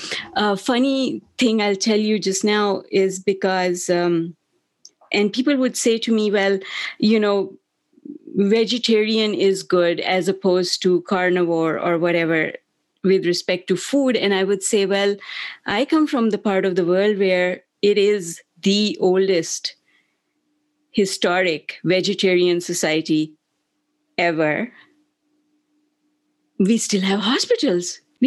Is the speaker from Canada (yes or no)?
no; Pakistan; moved away; also born or lived in Germany / United Kingdom; I grew up in Pakistan in my younger years. We're all mixed up, because in the beginning we lived in Germany and the UK, and then we came home to Pakistan, which is where my parents were from